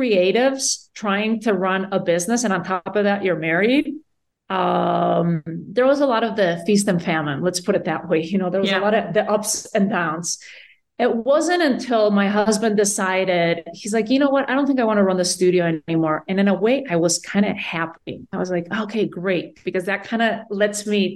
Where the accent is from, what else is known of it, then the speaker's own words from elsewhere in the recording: Spain; moved away as an adult; now in United States; Born and raised in Spain, I came to the U.S., when I was in my 20s for college